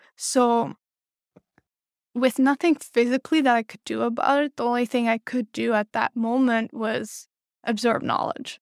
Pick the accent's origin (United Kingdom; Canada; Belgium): Belgium; moved away as an adult; now in New York City, United States; I was born and raised in Belgium